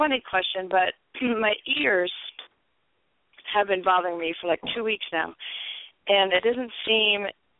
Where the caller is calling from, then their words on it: San Francisco Bay Area, California, United States; I'm calling from the Bay Area.